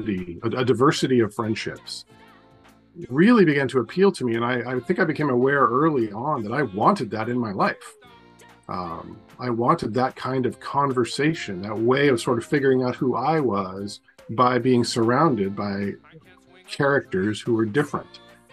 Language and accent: English; Portland, Oregon, United States; I grew up in Northeast Portland in a neighborhood, almost a suburban neighborhood, right on the edge of Northeast Portland.